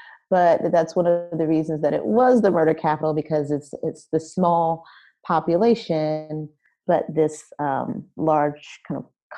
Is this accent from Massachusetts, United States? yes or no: no; Camden, New Jersey, United States; also born or lived in Philadelphia, Pennsylvania; So I am originally from Camden, New Jersey, which is right outside of Philadelphia. And when I was growing up in Camden in the 80s, I was born in the late 70s, but I grew up there in the 80s.